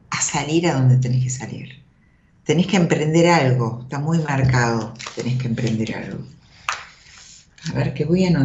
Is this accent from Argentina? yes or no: yes; Libertad, Buenos Aires Province, Argentina; De soy Libertad, partido de Merla.